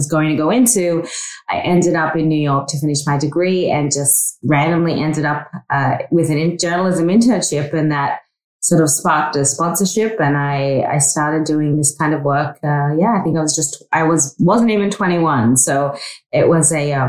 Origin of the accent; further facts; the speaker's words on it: North Queensland, Australia; moved away; I grew up in Australia, in North Queensland